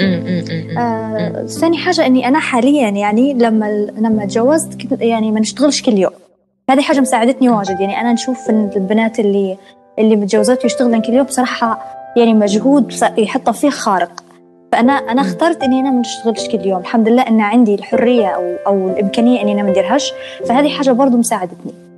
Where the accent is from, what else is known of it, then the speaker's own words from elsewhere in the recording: Benghazi, Libya; moved away as an adult; now in Tripoli, Libya; انا اصلا من بنغازي وانا في بنغازي